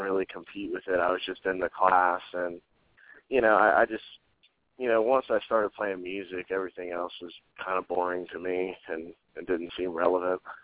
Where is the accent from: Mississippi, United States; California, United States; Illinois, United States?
Mississippi, United States; Gulfport; also born or lived in Ocean Springs, Mississippi / Little Rock, Arkansas; I moved back to Gulfport, and uh, I've pretty much been here my whole life.